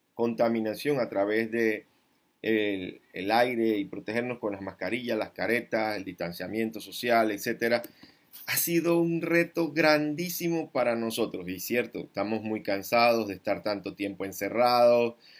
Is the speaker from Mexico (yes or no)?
no; Panama; como panameño con conciencia cívica